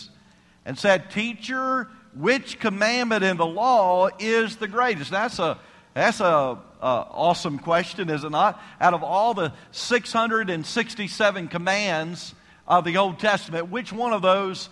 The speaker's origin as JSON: {"language": "English", "town": "Savannah", "region": "Georgia", "country": "United States", "tie": "born or raised there", "said": "I'm from Savannah, Georgia, if you know where that's at. I was raised there"}